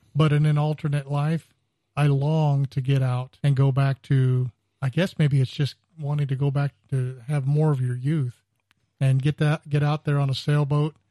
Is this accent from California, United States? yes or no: yes; California, United States; moved away; I grew up in California